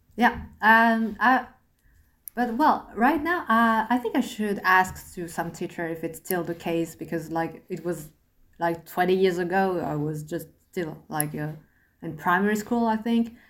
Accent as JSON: {"language": "English", "area": "Asher", "region": "Île-de-France", "country": "France", "tie": "born or raised there", "second_language": "English", "said": "I was born in France, grew up in France."}